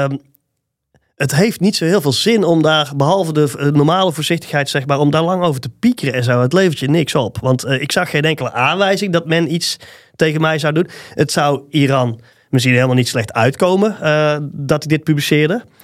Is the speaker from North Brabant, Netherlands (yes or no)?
yes; Tilburg, North Brabant, Netherlands; een overtuigd Tilburger.